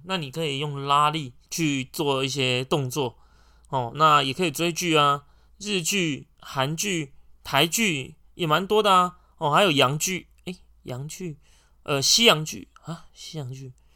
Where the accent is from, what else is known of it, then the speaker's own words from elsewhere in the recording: Taiwan; 我们台湾人